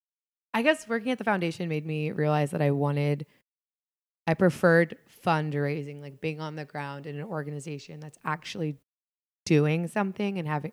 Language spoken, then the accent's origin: English; Fairfield, Ohio, United States; also born or lived in Cleveland; Well, I grew up in Cincinnati. Well, I grew up in Greater Cincinnati. I grew up in Fairfield, Ohio, which is about 30 minutes north of here, northwest.